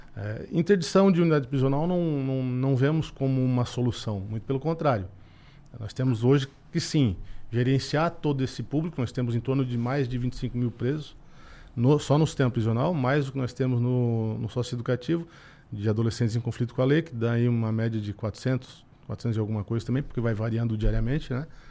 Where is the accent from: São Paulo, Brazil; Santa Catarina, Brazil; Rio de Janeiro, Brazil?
Santa Catarina, Brazil; Araranguá; eu sou aqui de Araranguá, então, do ladinho